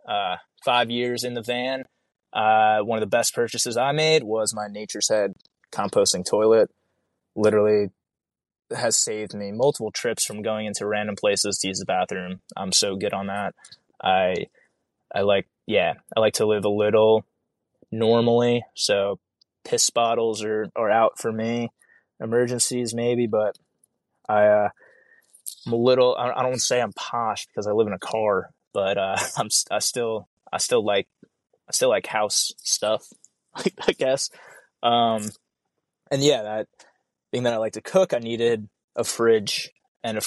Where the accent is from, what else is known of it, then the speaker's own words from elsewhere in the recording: New York, United States; now in Alaska, United States; I'm from New York, where we get the wet snow too